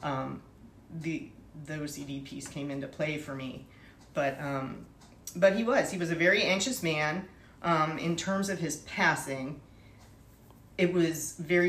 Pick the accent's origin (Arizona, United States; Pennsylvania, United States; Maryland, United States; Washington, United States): Pennsylvania, United States; Pittsburgh; I'm from Pittsburgh originally